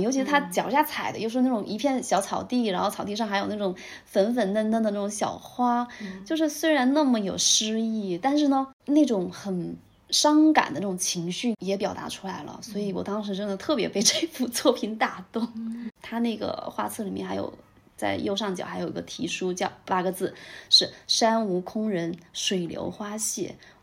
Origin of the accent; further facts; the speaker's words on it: Jiangnan, China; moved away; 就比如说我过年的时候，在我们老家那边，也是游山玩水吧。然后以前我会觉得我们那边的山水，在我看来就是习以为常，就那样嘛。